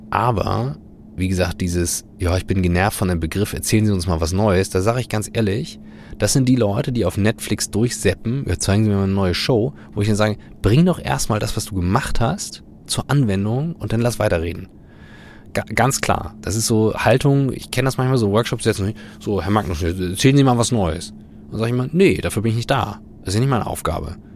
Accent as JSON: {"language": "German", "region": "Northern Germany", "country": "Germany", "said": "wie wir als Norddeutsche sagen würden, hinten kackt die Ente."}